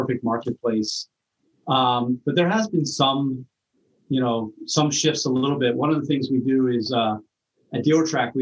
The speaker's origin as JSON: {"language": "English", "region": "Maryland", "country": "United States", "moved": "yes", "lives_now": "Long Island, United States", "said": "I'm originally from Maryland"}